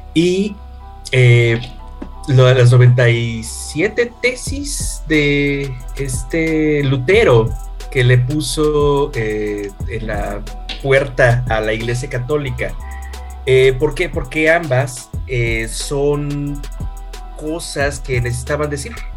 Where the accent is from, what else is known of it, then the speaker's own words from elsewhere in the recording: Mexico City, Mexico; somos de Ciudad de México